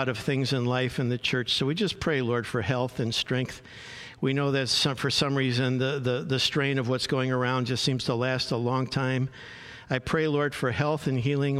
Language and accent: English; Chicago, Illinois, United States; moved away as an adult; also born or lived in Minnesota / Los Angeles, United States; I grew up in the Chicago area